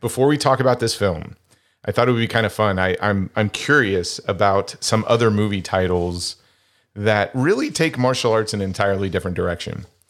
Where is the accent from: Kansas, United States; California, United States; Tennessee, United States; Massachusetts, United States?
Kansas, United States; Wichita; my hometown of Wichita, Kansas